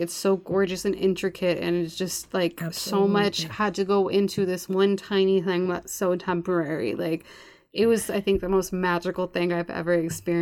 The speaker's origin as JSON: {"language": "English", "town": "Los Angeles", "region": "California", "country": "United States", "tie": "born or raised there", "said": "I'm born and raised in Los Angeles"}